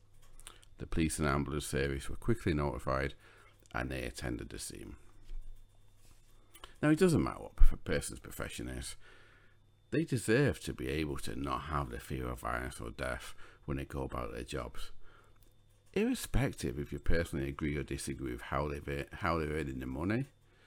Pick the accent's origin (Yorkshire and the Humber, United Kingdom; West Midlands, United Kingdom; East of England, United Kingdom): Yorkshire and the Humber, United Kingdom; Sheffield; I'm from Sheffield, and at one point in my past I have lived in the Pitsmore area, so I know the area quite well